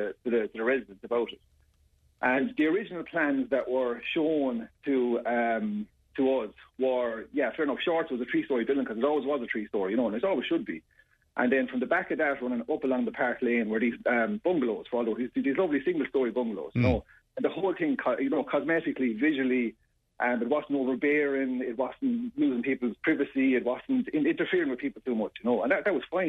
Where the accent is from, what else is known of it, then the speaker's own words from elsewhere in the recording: Templemore, Tipperary, Ireland; I was brought up in Templemore